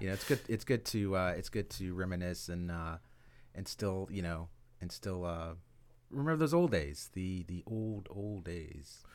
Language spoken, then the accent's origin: English; Pompano Beach, Florida, United States; I grew up in Pompano Beach, and, um, we were the only, like, Latin family in, in, in the neighborhood.